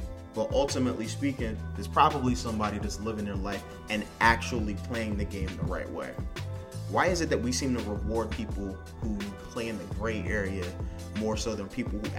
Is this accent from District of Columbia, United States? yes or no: yes; Washington, District of Columbia, United States; However, I grew up in Southeast. I went to Maryland schools because my mother was like, these schools in here are terrible.